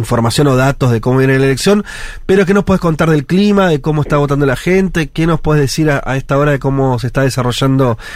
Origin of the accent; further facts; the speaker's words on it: Uruguay; de Uruguay